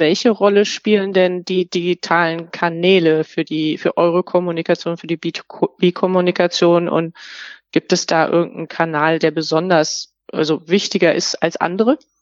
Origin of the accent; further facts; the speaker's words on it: Germany; wir als Deutsche